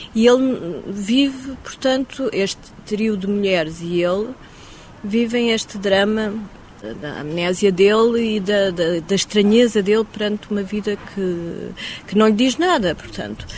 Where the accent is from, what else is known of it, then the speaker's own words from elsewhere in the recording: Mozambique; moved away; eu, como cresci em Moçambique